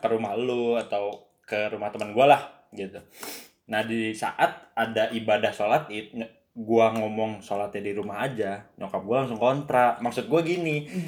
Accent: Bogor, West Java, Indonesia; gua kan orang Bogor aslinya

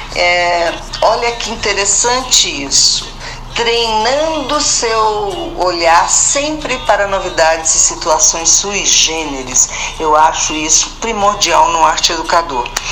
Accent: Rio de Janeiro, Brazil; moved away; also born or lived in São Paulo / Salvador; o Rio de Janeiro, onde eu nasci, São Paulo, onde fui morar

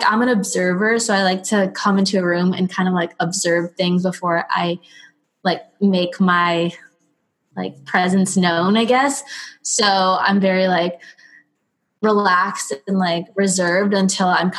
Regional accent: Broward, Florida, United States; also born or lived in Miami; I was born in Miami. I lived in Miami my whole life. Well, not Miami, Broward

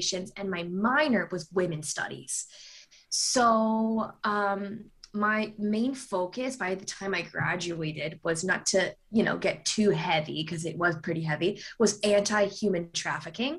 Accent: East Coast, United States; moved away as an adult; also born or lived in San Diego, California; now in Los Angeles, United States; I grew up on the East Coast

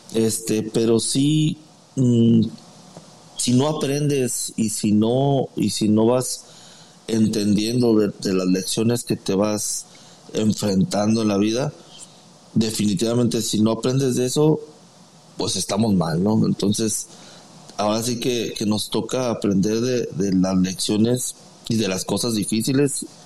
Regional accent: Guadalajara, Jalisco, Mexico; now in San Antonio, United States; yo soy de originario de Guadalajara, Jalisco.

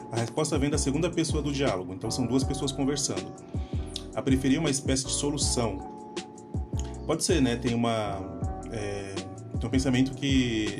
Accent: São Paulo, Brazil; born or raised there

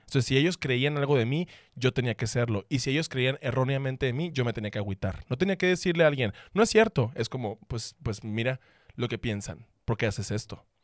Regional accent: Sonora, Mexico; Seguí siendo chismoso porque sonorense

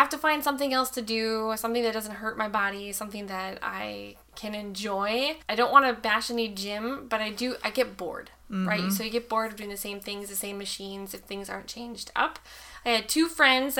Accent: Eveleth, Minnesota, United States; moved away as an adult; also born or lived in Scott Air Force Base, Illinois; now in St. Louis, United States; I am from Minnesota originally. I'm actually from the Iron Range.

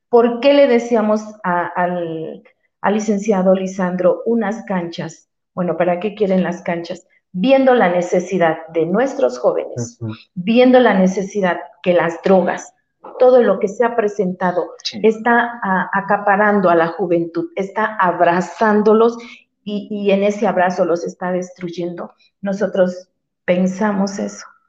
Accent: Veracruz, Mexico; also born or lived in Puerta Cañada, Puebla; now in Cañada Morelos, Mexico; Yo mis raíces son de Jarochas. Yo vengo del estado de Veracruz.

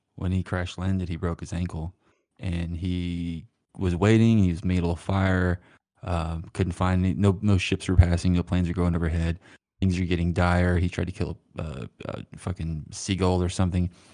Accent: Stamps, Arkansas, United States; moved away; I'm technically from Stamps

